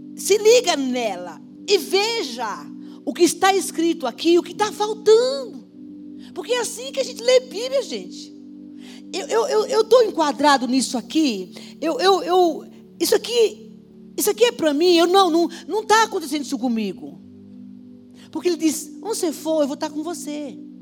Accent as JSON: {"language": "Portuguese", "town": "Caldeirão Grande", "country": "Brazil", "tie": "born or raised there", "moved": "yes", "said": "Eu nasci em Caldeirão Grande"}